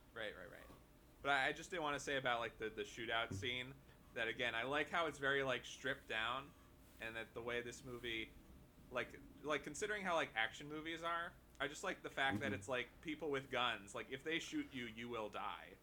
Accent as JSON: {"language": "English", "town": "Hoboken", "region": "New Jersey", "country": "United States", "tie": "born or raised there", "said": "here in my hometown of Hoboken"}